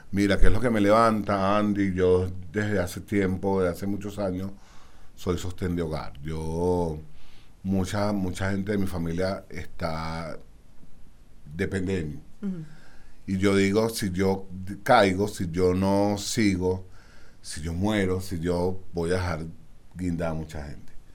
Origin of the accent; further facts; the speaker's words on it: Caracas, Capital District, Venezuela; Yo soy muy caraqueño.